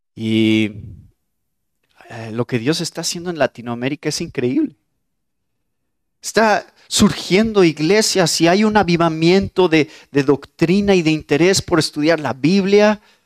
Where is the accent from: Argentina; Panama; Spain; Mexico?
Mexico; soy mexicano